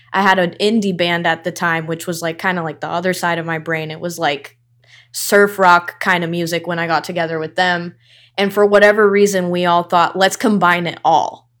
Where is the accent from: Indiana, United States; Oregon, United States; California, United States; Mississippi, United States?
California, United States; Irvine; also born or lived in Newport Beach; now in East Los Angeles, United States; I was born in Newport and raised in Irvine